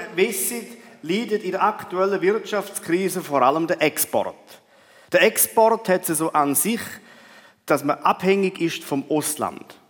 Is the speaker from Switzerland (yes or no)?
yes; Switzerland; sind wir Schweizer